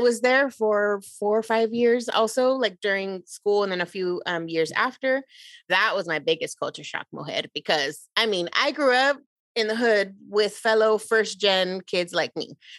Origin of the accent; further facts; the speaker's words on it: Lynwood, California, United States; also born or lived in Huntington Park, California; And so then I was living and raised in Linwood, California.